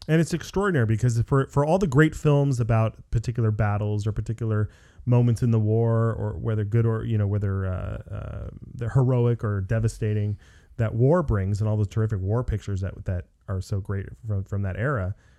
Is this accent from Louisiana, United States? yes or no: no; Los Angeles, California, United States; I live in Los Angeles. I'm from Los Angeles